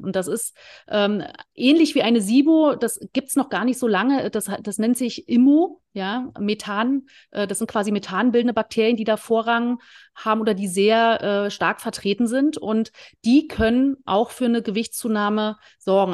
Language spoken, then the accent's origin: German; former East Germany, Germany; ich komme äh, aus dem Leistungssport, äh, aus der ehemaligen DDR. Ich habe äh, Leichtathletik und Eisschnelllauf gemacht